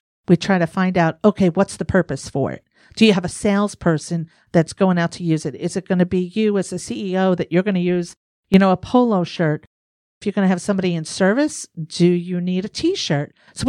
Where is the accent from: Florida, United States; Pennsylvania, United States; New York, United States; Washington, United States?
New York, United States; see, but me, I'm from New York, so I'm just rambling.